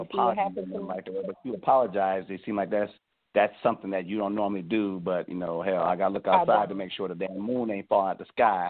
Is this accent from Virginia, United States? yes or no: no; Cleveland, Ohio, United States; moved away; also born or lived in the South (US); Well, first of all, I'm from Cleveland. I'm not from the South.